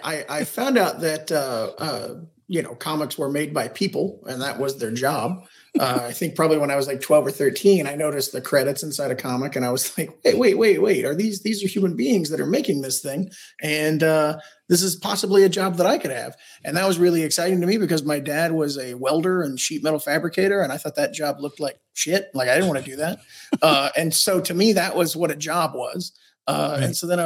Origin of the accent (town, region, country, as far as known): Kentucky, United States